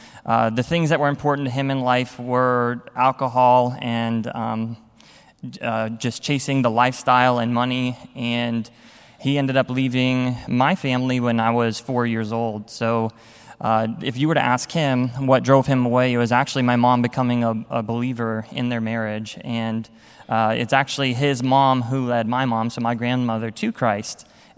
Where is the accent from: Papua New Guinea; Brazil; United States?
United States; Texas; So I was born in Texas to my mom and my dad